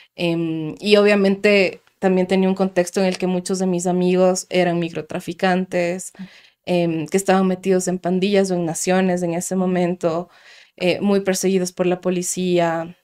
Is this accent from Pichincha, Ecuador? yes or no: yes; Quito, Pichincha, Ecuador; moved away as an adult; yo vengo del sur de Quito orgullosamente